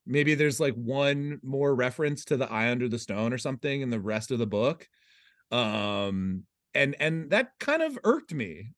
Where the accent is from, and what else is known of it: United States